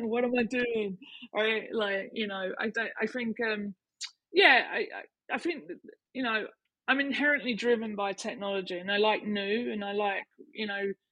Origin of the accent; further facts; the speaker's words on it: Canvey Island, East of England, United Kingdom; I'm from Canvey Island